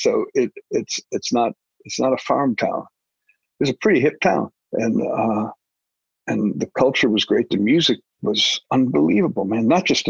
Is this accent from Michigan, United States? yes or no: yes; Detroit, Michigan, United States; I was born in Detroit in 1952, which meant I was a teenager there in the 1960s